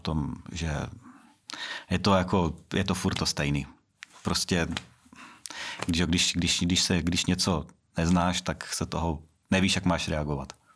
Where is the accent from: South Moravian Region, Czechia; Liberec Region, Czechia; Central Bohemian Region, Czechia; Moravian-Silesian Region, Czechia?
South Moravian Region, Czechia; Brno; já jsem z Brna a vždycky prostě jsem, říkám, že jsem z Brna